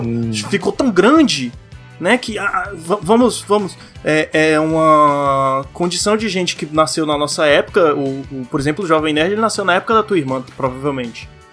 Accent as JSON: {"language": "Portuguese", "region": "Ceará", "country": "Brazil", "said": "minha terra, Ceará"}